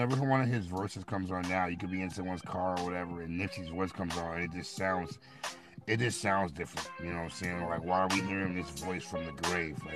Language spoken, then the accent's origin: English; Midwest, United States; because I'm I'm from the Midwest. He was not getting hyphy in the Midwest, you know.